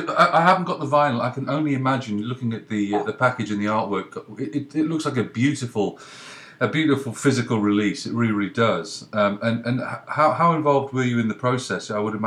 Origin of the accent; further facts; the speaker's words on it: England, United Kingdom; now in Canada; I'm in Canada, but I'm English